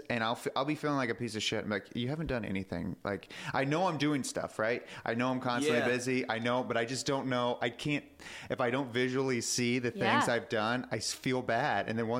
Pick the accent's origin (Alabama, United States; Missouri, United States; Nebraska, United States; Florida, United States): Florida, United States; I also have an accent and can't say words either. It's very embarrassing. I'm from Florida